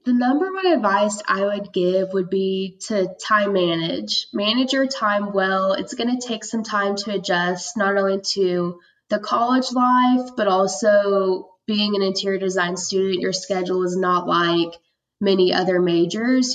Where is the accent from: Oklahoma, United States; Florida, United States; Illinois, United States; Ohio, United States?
Oklahoma, United States; Tulsa; also born or lived in Georgia / Norman, Oklahoma; I was um, born in Georgia, but I was raised in Tulsa most of my life. And I grew up there